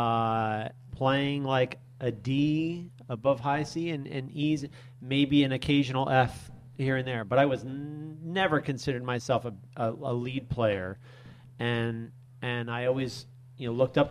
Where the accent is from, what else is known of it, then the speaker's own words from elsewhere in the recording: New Jersey, United States; moved away; I grew up a Giants fan because I was from North Jersey.